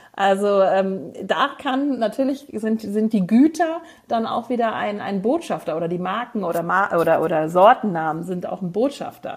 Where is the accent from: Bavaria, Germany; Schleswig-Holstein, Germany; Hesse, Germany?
Hesse, Germany; Frankfurt; aus Frankfurt, wo ich geboren bin